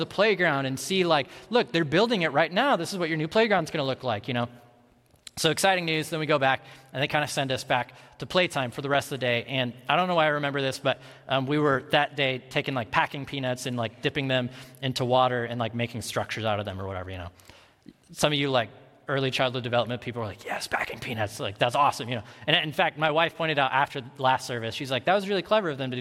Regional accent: Ames, Iowa, United States; I grew up in Ames, Iowa, so a college town like Madison, but just like a lot smaller

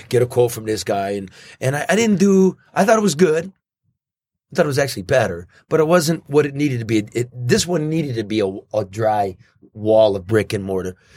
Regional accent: Detroit area, Michigan, United States; Not in my hometown

